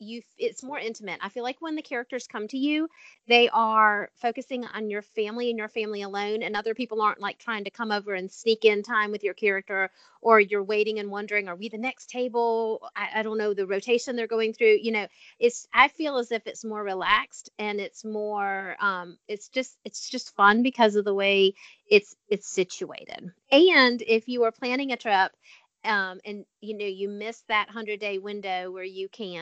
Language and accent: English; South Carolina, United States; now in Virginia, United States; I'm from South Carolina